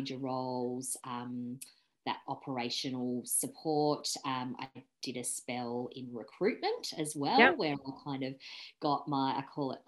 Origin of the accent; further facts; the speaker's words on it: Sydney, New South Wales, Australia; I grew up in Sydney, so lived in the same house in the northern suburbs of Sydney